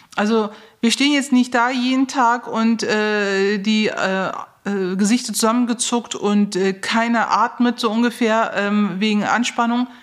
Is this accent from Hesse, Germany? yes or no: no; Neuss, North Rhine-Westphalia, Germany; ich komme ja aus Neuss